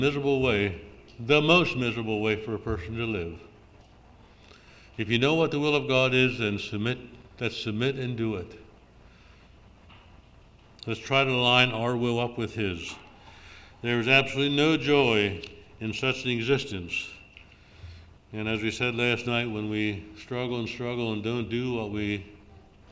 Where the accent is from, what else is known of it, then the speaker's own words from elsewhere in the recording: Lancaster Conference, Pennsylvania, United States; moved away as an adult; also born or lived in northern Minnesota; I grew up in Lancaster Conference